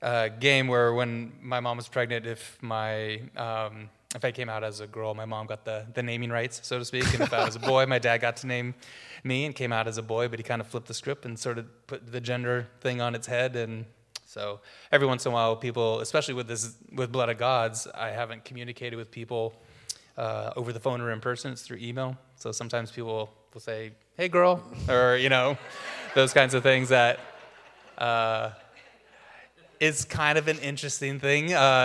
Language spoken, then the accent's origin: English; Walla Walla, Washington, United States; I'm actually Walla Walla native, fifth generation farming family. Yeah, so we, I come from a long line of wheat farmers. So I was originally from Walla Walla.